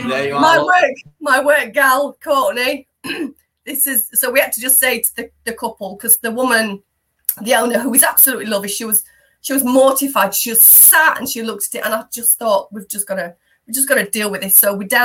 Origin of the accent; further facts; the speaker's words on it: Yorkshire and the Humber, United Kingdom; now in Derbyshire, United Kingdom; I'm a Yorkshire lass at heart as well